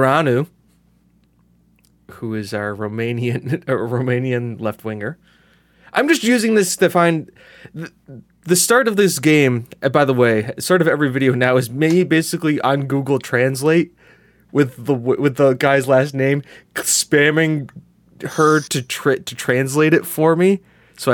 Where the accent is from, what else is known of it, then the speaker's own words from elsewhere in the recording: United States; I'm an American